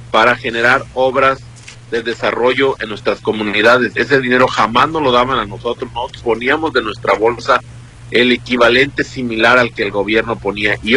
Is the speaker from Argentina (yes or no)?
no; Mexico; now in United States